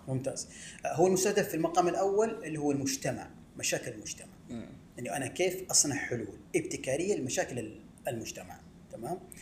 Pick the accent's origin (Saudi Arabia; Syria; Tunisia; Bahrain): Saudi Arabia; Medina, Medina Province; also born or lived in Jeddah; ولدت في المدينة المنورة وترعرعت فيها بين حواريها